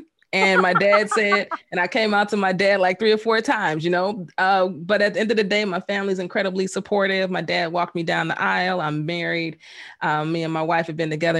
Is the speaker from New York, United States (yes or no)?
no; Chicago, Illinois, United States; Born and raised on the South Side of Chicago